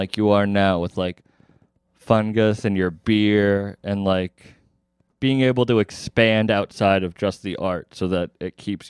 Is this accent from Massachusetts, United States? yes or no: yes; Massachusetts, United States; I'm from Massachusetts.